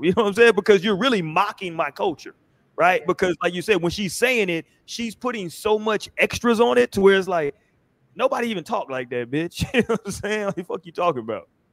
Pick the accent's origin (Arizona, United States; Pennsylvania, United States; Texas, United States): Texas, United States; Houston; growing up in Houston